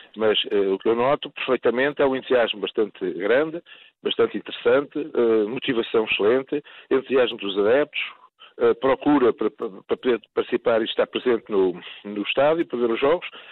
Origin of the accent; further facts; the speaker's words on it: Portugal; Como português